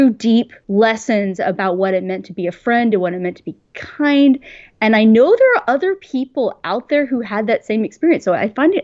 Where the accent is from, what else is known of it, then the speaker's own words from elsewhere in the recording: Houston, Texas, United States; moved away; also born or lived in New York; I grew up in Houston, in Texas.